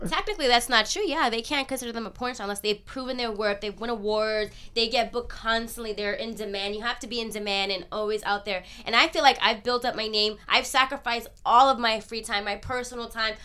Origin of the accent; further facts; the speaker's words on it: New York, United States; now in Los Angeles, United States; I'm born and raised in New York